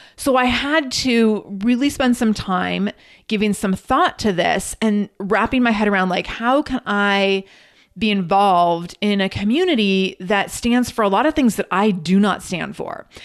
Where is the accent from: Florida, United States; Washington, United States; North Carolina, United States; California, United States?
Washington, United States; Redmond; also born or lived in Seattle; I went to school at Saint Joe's on Capitol Hill, and I grew up in Redmond